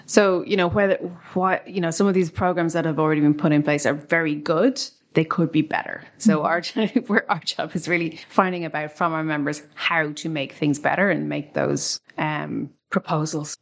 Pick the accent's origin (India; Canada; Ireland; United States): Ireland; we're an English speaking country in the EU